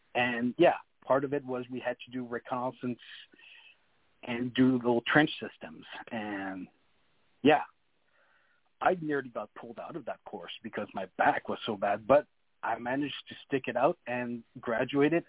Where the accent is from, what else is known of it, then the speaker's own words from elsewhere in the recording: New Brunswick, Canada; first language French; English is a second language; I'm from New Brunswick